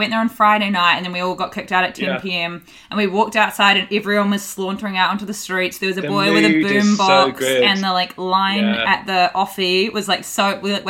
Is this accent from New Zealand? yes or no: yes; New Zealand; I grew up with a white mum and a brown dad. I'm from New Zealand and he's Māori, which is our Indigenous people. And I'm mixed race, but I got my mum's skin.